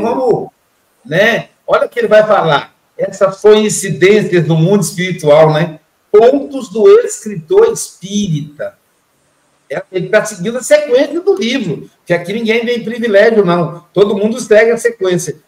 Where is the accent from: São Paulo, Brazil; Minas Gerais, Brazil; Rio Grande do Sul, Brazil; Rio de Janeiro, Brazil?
Minas Gerais, Brazil; Eu sou mineiro, estou aqui na praia